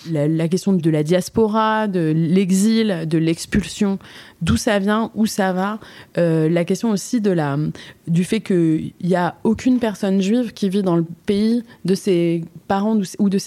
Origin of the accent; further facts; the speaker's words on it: Switzerland; Je suis suisse en fait, et je ressemble à une marocaine. En fait, je suis aussi marocaine